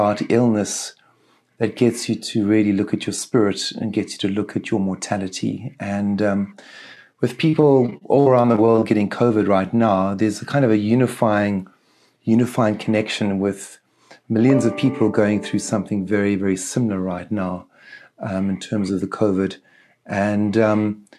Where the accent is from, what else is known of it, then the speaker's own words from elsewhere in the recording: Eastern Cape, South Africa; the Eastern Cape is the area where Nelson Mandela is from. So Mandela is from the area that I grew up in.